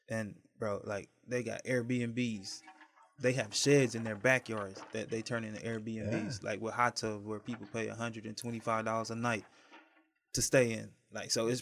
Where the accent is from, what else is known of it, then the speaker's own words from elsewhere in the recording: St. Louis, Missouri, United States; now in Kansas City, United States; From East that 314